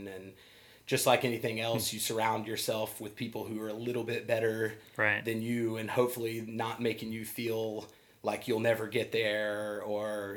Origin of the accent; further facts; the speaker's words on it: Arizona, United States; now in Charleston, United States; I was born in Arizona